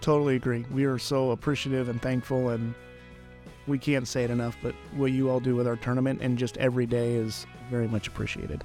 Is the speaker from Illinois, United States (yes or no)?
no; Albuquerque, New Mexico, United States; I'm from New Mexico, so I grew up in Albuquerque